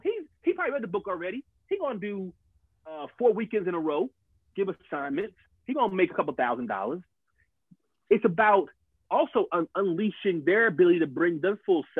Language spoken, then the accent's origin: English; Atlanta, Georgia, United States; I'm from Southside Atlanta. I got to do it my way.